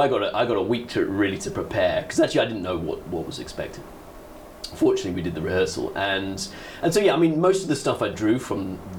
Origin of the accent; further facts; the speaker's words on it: Letchworth, East of England, United Kingdom; also born or lived in Kendal / Singapore / South Africa; I was born in Kendal in Cumbria, so in the north of England, but I grew up just north of London, so in a place called Letchworth.